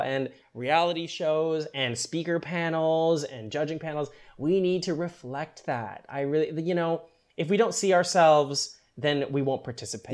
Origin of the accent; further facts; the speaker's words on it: Canada; I was born in Canada